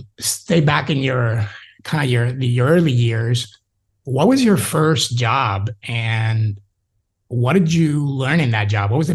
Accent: New York City, New York, United States; We're both Puerto Rican, NYC

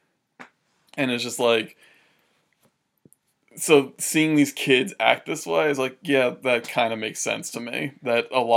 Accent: United States; you can see New York City from my hometown

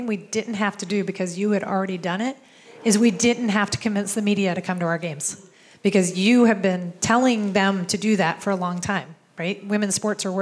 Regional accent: East Coast, United States; moved away; we're both from the East Coast

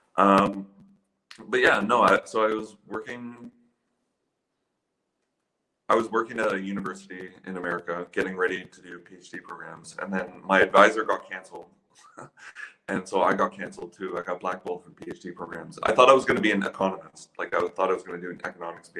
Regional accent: Ottawa, Ontario, Canada; moved away as an adult; also born or lived in London, Ontario; I grew up in Ottawa. Like, my first 20 years of my life I spent in Ottawa

